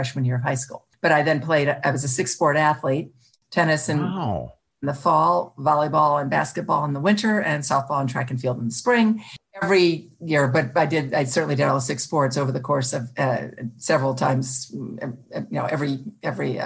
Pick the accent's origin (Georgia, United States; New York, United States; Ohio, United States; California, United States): Ohio, United States; Toledo; also born or lived in Ottawa Hills, Ohio; I'm the oldest of four kids growing up in Toledo, Ohio, and then I moved to a suburb of Toledo, Ottawa Hills